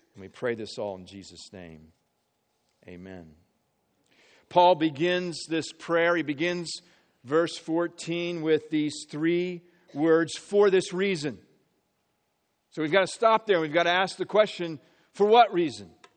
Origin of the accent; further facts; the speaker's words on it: Marion, Indiana, United States; also born or lived in Peoria, Illinois / Philadelphia area; now in Philadelphia, United States; we moved to, to Central Indiana, grew up in Marion, Indiana